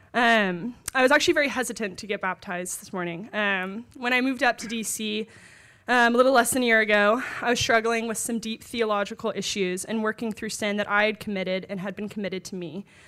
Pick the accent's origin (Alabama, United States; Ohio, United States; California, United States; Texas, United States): Texas, United States; Dallas; moved away as an adult; now in Washington, D.C., United States; I'm from Dallas, but went to college at Texas A and M